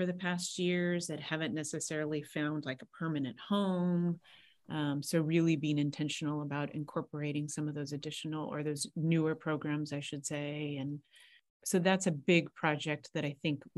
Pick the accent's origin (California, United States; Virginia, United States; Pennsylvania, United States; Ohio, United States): California, United States; Santa Barbara; also born or lived in Los Angeles; born and raised in Santa Barbara, went to Santa Barbara High.